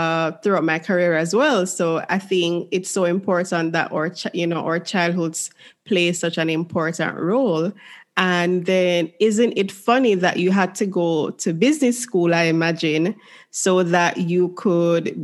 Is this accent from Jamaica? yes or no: yes; Jamaica; the environment that I grew up in, because as a Jamaican